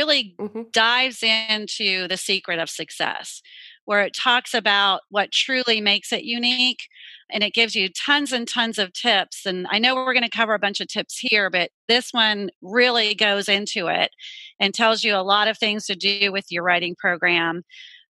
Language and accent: English; Pittsburgh, Pennsylvania, United States; now in Charlotte, United States; I'm not originally from here. I'm originally from Pittsburgh, Pennsylvania. But I've been down here for 20 years.